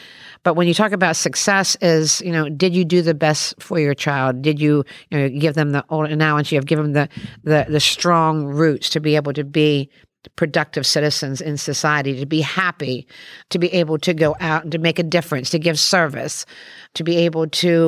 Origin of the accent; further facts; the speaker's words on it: Maryland, United States; when I look back in that little town that I grew up in Western Maryland